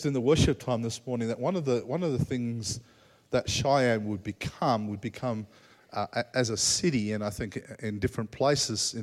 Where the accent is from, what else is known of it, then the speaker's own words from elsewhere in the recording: Australia; As an Australian, Australians tend to say it as it is, pretty straight